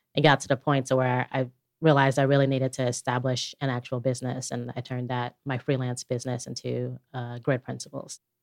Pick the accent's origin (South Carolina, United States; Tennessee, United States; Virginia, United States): Tennessee, United States; Chattanooga; born or raised there; also born or lived in Bronx, New York